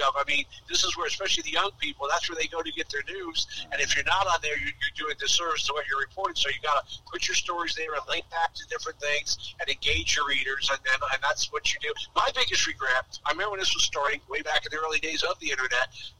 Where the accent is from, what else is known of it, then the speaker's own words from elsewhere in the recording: New Jersey, United States; also born or lived in Tampa, Florida; now in Florida, United States; I grew up in New Jersey reading all the New York papers